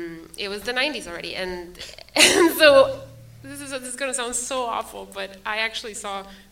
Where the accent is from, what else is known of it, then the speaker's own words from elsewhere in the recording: Guatemala; Growing up in Guatemala, you know, I was born in 82, end of 81.